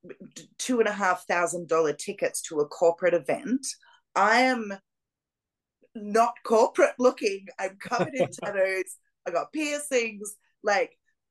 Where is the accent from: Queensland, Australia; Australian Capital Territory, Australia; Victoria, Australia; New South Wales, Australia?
Victoria, Australia; Melbourne; moved away; Melbourne, which is my hometown in Australia